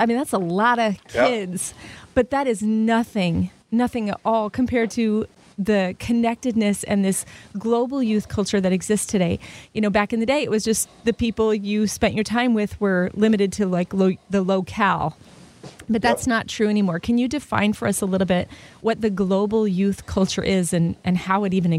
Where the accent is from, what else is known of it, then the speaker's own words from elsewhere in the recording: Los Angeles, California, United States; I grew up in Los Angeles, and I went to a high school that had 2,000 kids in it.